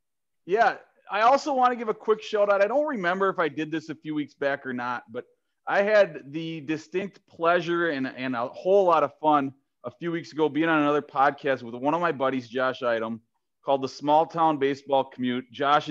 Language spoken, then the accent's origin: English; Minneapolis, Minnesota, United States; moved away; growing up in the Twin Cities